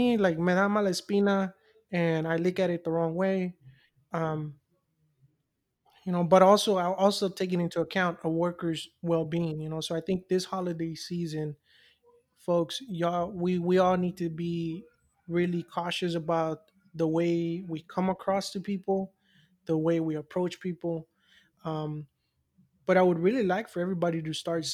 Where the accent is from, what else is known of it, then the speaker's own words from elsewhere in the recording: Mexico; moved away; growing up in Mexico and then with my parents